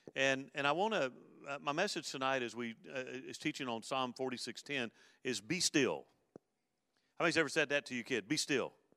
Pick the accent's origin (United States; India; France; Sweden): United States; Mobile, Alabama; when I grew up in Mobile, um, I, uh, uh, being a kid growing up in, in the Gulf Coast area